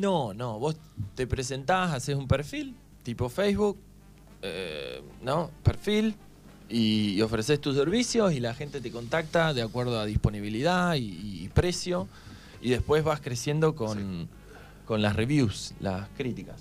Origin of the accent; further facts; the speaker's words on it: Argentina; ¿de dónde sos? Le digo, Argentina.